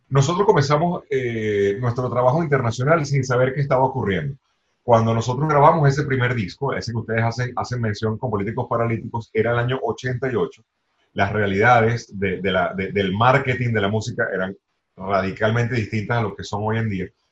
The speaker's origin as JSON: {"language": "Spanish", "country": "Venezuela", "said": "nuestro país"}